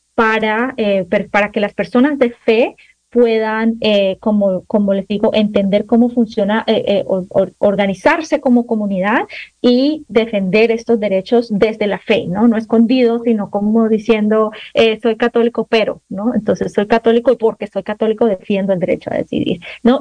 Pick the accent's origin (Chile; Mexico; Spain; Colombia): Colombia; now in United States; yo soy colombiana